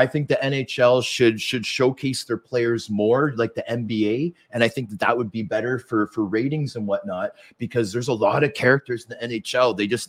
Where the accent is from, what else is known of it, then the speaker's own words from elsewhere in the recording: Vancouver, British Columbia, Canada; born there; And I was born in Vancouver.